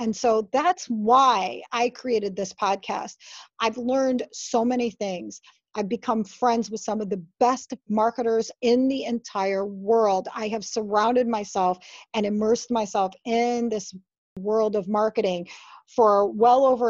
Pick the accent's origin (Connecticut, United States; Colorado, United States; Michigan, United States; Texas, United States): Michigan, United States; moved away as an adult; also born or lived in Honolulu, Hawaii; I moved back to my home state of Michigan in 2008.